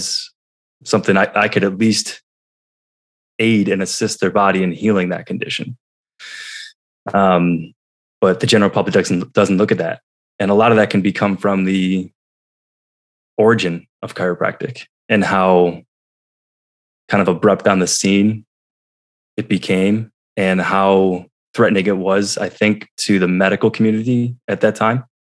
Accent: New York, United States; moved away; I was back in my hometown of New York

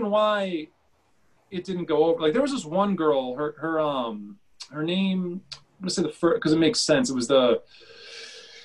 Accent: Worcester, Massachusetts, United States; I grew up in Worcester

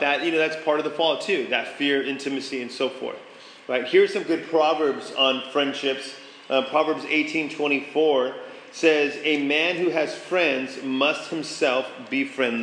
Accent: San Antonio, Texas, United States; moved away; I grew up in San Antonio, Texas.

